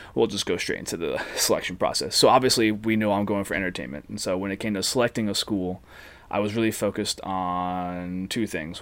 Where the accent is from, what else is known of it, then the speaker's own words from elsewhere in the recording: New Jersey, United States; moved away as an adult; also born or lived in Blacksburg, Virginia / Washington, D.C.; now in Los Angeles, United States; Born and raised in New Jersey, particularly the Jersey Shore